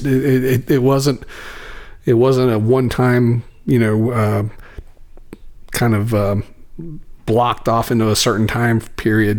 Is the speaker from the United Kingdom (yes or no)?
no; Roanoke, Virginia, United States; moved away; I'm originally from Roanoke, Virginia